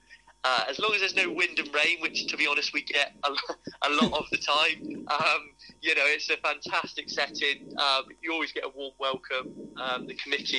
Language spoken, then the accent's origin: English; Ilfracombe, South West England, United Kingdom; I was born and bred in Ilfracombe as well